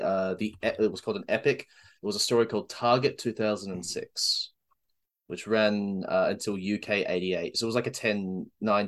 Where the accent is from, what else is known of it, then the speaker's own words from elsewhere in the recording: Australia; We are Australian.